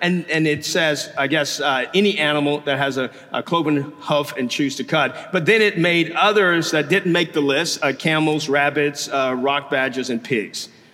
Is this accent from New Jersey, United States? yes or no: no; Louisiana, United States; now in Houston, United States; I'm from Louisiana